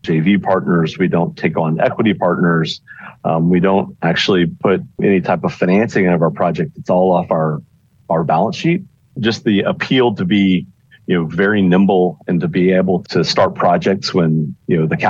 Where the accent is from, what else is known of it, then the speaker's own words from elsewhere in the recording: Houston, Texas, United States; I'm actually born and raised in Houston area